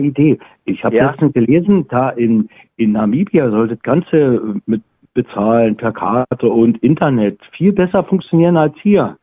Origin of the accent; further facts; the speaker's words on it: East Germany, Germany; moved away; als Ostdeutscher